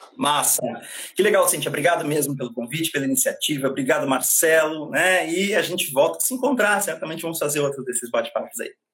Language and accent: Portuguese; Brazil; somos nós brasileiros